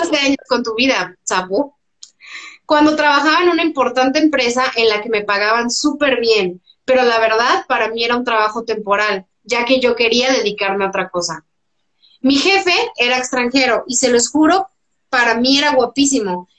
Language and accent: Spanish; Mexico; como mexicanos